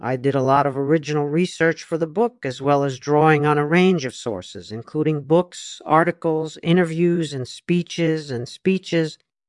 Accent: United States; I was born in the United States in 1954, so I grew up in a time when America was still very much a country of immigrants.

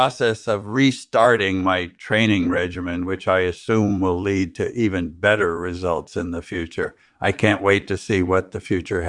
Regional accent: Western Australia, Australia; I was born and raised in rural Western Australia, and my childhood passions were hunting and fishing.

